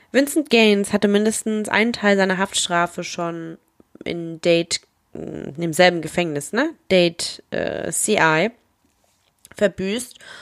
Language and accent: German; Germany; wir sind aus Deutschland